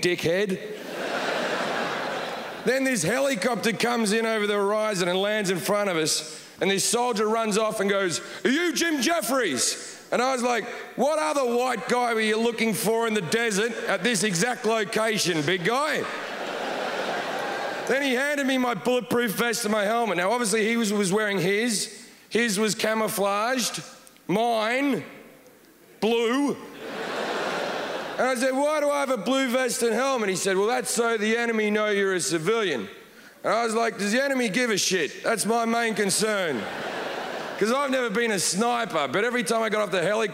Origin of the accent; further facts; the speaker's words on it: Australia; moved away as an adult; also born or lived in United Kingdom; now in Los Angeles, United States; I am an Australian. I lived in the UK for like 10 years. Now I live